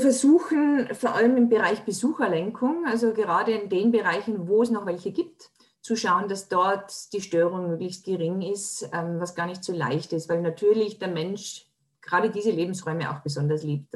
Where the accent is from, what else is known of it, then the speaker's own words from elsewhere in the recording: Tyrol, Austria; Bei uns in Tirol, wo ich herkomme